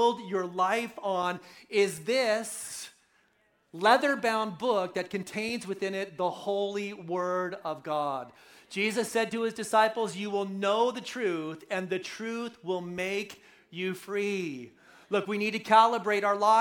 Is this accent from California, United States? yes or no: yes; right outside of Oakland, California, United States; moved away; I'm a local boy, right? So I grew up right outside of Oakland, so I'm coming home